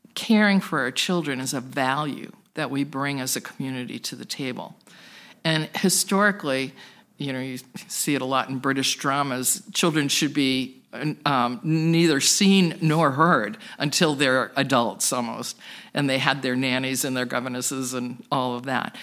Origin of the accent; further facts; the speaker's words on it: Plymouth, Massachusetts, United States; now in Worcester, United States; I was originally from the South Shore in Plymouth, Massachusetts, but got pulled back into Worcester four times during my life for school and career.